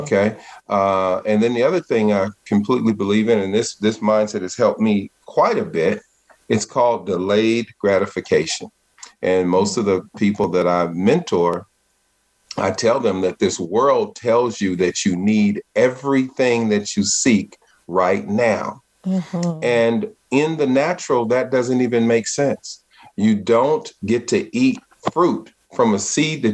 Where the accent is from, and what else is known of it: Richmond, California, United States; born or raised there